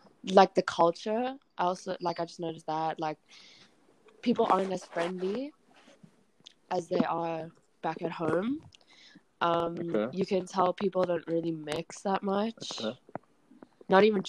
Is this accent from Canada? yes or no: yes; Toronto, Ontario, Canada; born there; also born or lived in South Africa; I was born in Canada. I lived in South Africa for about, 10 years. And, yeah, now I'm currently back in Canada.